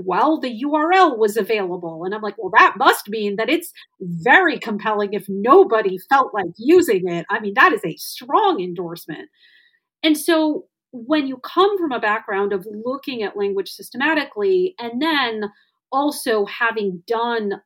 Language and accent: English; Wisconsin, United States; my home state of Wisconsin